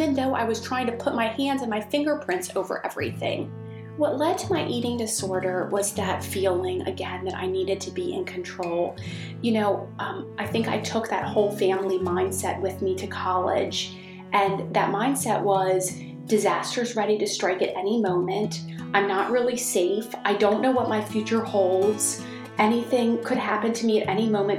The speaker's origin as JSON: {"language": "English", "region": "Maryland", "country": "United States", "tie": "born or raised there", "said": "I grew up in Maryland, and we were in a suburb of Washington, D.C."}